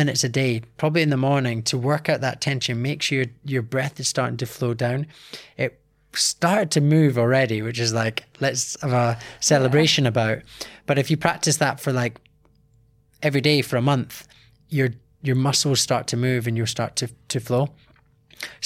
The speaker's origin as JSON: {"language": "English", "region": "Scotland", "country": "United Kingdom", "tie": "born or raised there", "said": "from a young age doing martial arts, growing up in Scotland"}